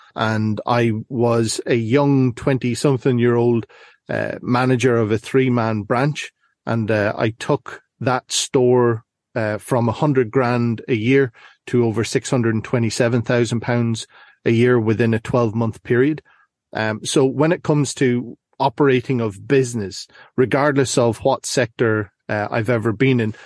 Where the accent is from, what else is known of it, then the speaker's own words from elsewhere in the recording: Ireland; now in Northern Ireland, United Kingdom; currently find myself in Northern Ireland, but I'm originally from the Republic.